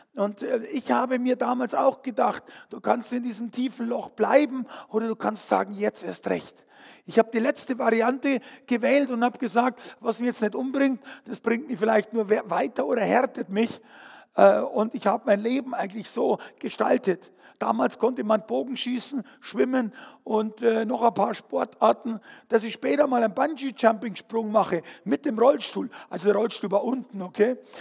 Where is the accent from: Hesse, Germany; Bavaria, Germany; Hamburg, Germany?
Bavaria, Germany; Fürstenfeldbruck; ich bin aufgewachsen, bin geboren in Fürstenfeldbruck